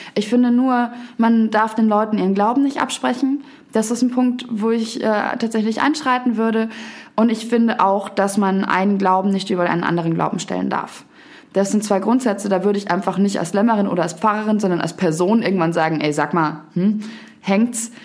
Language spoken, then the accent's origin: German; Garmisch-Partenkirchen, Bavaria, Germany; moved away as an adult; also born or lived in Munich; now in Berlin, Germany; Ich bin zuerst von meinem Heimatort, Garmisch-Partenkirchen heißt das, ähm, nach München gezogen und habe dort drei Jahre gelebt